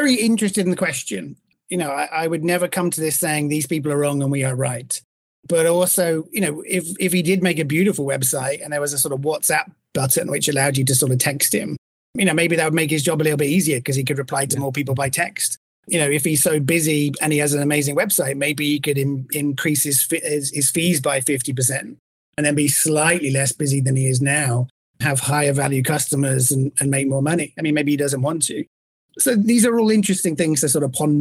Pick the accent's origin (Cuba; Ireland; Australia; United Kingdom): United Kingdom; England; accent: English; now in Miami, United States; my English accent in Miami